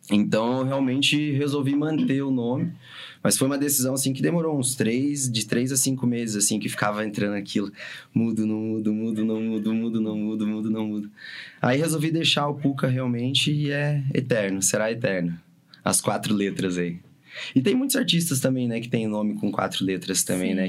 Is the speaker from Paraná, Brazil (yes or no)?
yes; São José dos Pinhais, Paraná, Brazil; tô em São José. tô aqui, velho. Tô de boa aqui. tô na minha terra